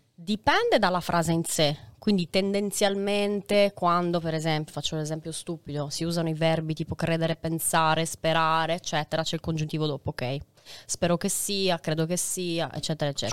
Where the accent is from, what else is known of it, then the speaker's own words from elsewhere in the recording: Sardinia, Italy; io sono sarda, quindi marco molto le vocali